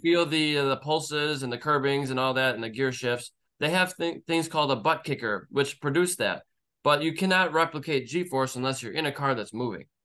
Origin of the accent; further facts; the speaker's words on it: Michigan, United States; moved away as an adult; now in Las Vegas, United States; I lived in Michigan for thirty years